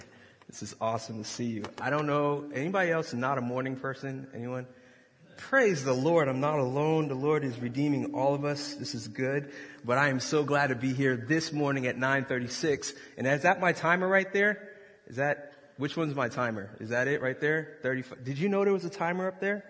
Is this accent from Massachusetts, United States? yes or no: yes; Boston, Massachusetts, United States; now in Westerville, United States; originally I was from Boston, Massachusetts